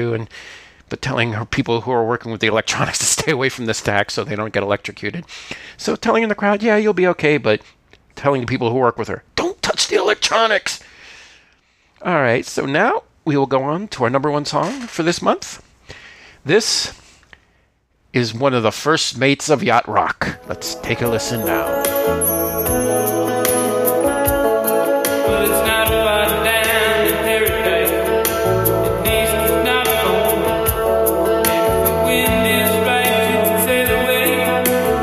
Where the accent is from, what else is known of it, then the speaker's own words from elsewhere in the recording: Miami, Florida, United States; I grew up in Miami